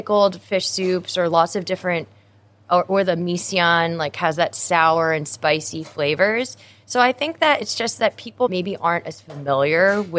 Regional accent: New Jersey, United States; moved away as an adult; also born or lived in New York; now in Hong Kong; I'm Filipino-American. I've always grown up around Filipino food. Even though I was born in the U.S., I always was surrounded by a close, tight-knit Filipino community. My hometown in New Jersey has like 4% population Filipinos. And so I've always been very proud to be Filipino.

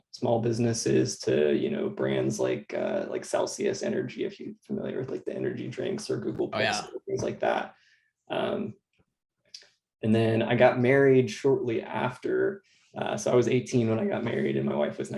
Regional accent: Austin, Texas, United States; I'm from Austin, Texas. I grew up in a suburb north of Austin.

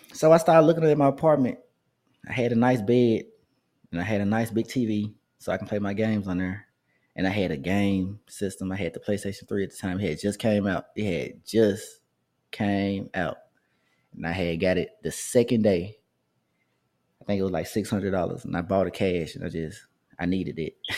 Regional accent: Memphis, Tennessee, United States; I grew up in White, the Whitehaven area of Memphis

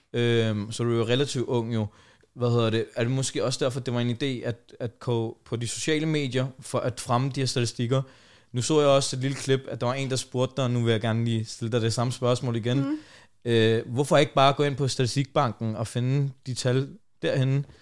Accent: Denmark

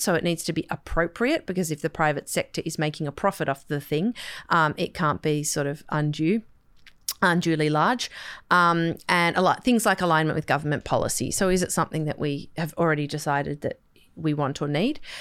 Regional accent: Sydney, New South Wales, Australia; I grew up on the North Shore

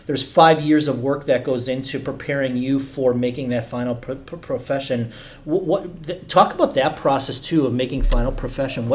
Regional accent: Wisconsin, United States; now in Duluth, United States; I grew up in Wisconsin

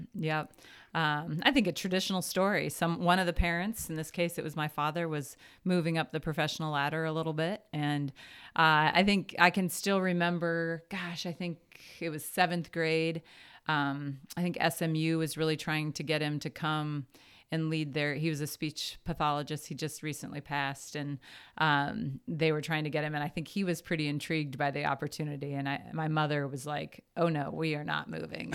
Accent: Lincoln, Nebraska, United States; moved away as an adult; also born or lived in Washington, D.C. / Maryland / Waterloo, Iowa / Missouri; in third grade, I moved to Lincoln, Nebraska. And so I was in Lincoln. Yeah, I'm a graduate, I graduated from high school from Lincoln East in, in Lincoln

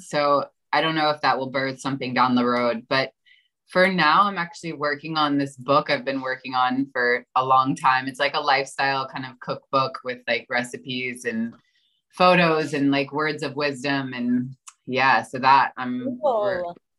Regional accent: Florida, United States; I grew up in Florida

